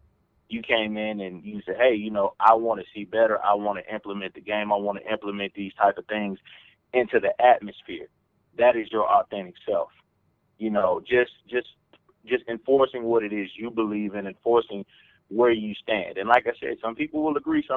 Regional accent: Atlanta, Georgia, United States; accent: Southern; moved away; I'm from Atlanta, Georgia

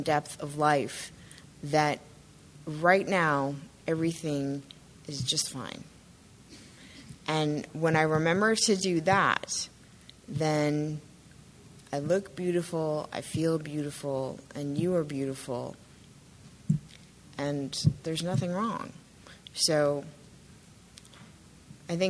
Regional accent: Arizona, United States; moved away; I grew up largely in Arizona

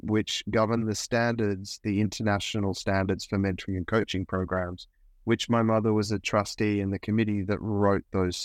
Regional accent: Australia; accent: Australian; I was a musician touring the country in Australia. You can probably hear my accent.

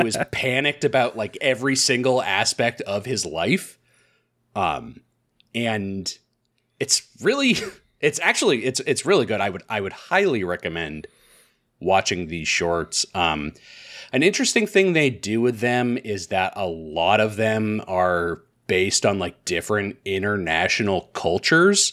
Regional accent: United States; as an American

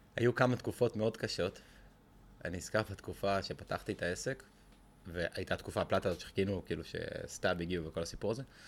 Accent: Israel; קודם כל אנחנו בישראל, אנחנו ישראלים

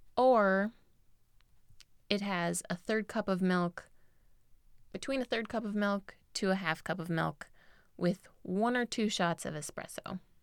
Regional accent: United States; I grew up in America

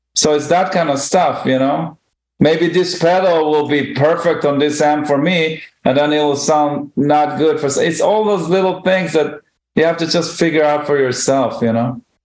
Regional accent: Israel; moved away as an adult; now in New York, United States; when I grew up in Israel

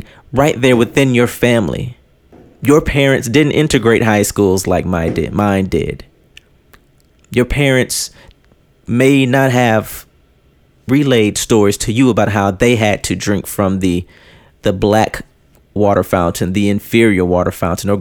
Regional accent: United States; I am proud to be an American. That's all I've known my entire life. This is where I was born.

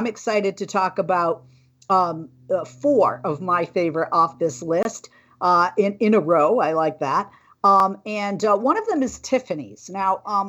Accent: Boston, Massachusetts, United States; now in California, United States; I grew up in Massachusetts in the Boston area

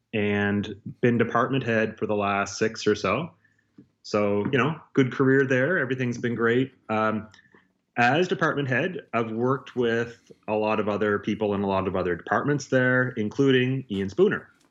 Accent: Nova Scotia, Canada; I grew up in Nova Scotia

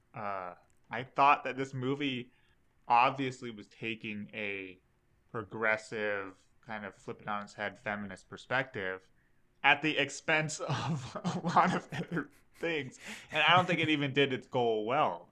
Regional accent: Alaska, United States; we're from Alaska

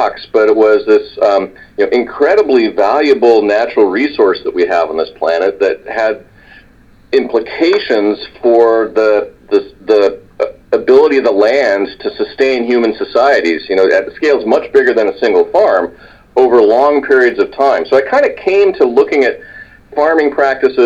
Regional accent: California, United States; I grew up in California

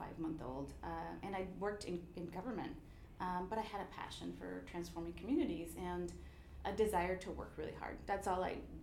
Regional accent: Los Angeles, California, United States; I grew up in Boyle Heights

